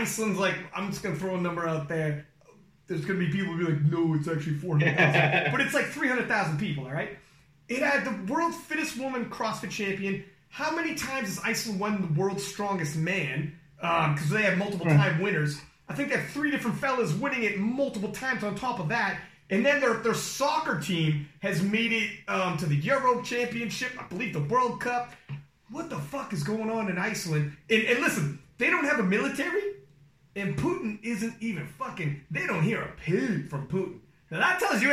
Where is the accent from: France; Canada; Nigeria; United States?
Canada; I'm Canadian